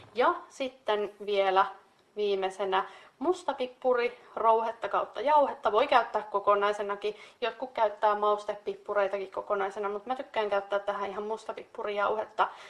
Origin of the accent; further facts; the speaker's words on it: North Karelia, Finland; meillä Pohjois-Karjalassa